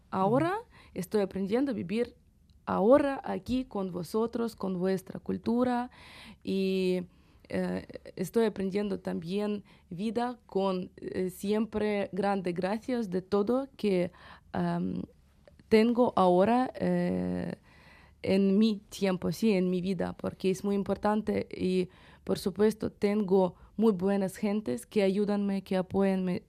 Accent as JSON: {"language": "Spanish", "country": "Ukraine", "also_born_or_lived": "Kyiv", "second_language": "Spanish", "moved": "as an adult", "lives_now": "Bilbao, Spain", "said": "soy ucraniana y soy eh, eh, gente de mi país"}